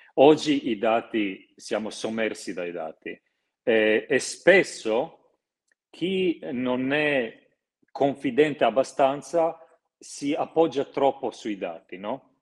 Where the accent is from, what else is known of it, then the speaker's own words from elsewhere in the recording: Croatia; moved away; io sono croato